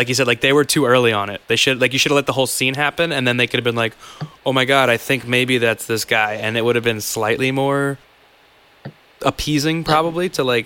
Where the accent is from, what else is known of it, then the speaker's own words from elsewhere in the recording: United States; I am from America. I am American Asian